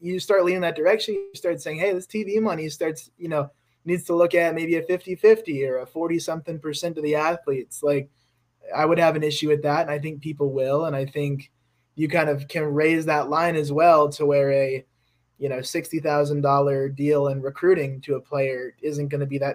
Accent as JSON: {"language": "English", "town": "Atlanta", "region": "Georgia", "country": "United States", "said": "I'm from Atlanta"}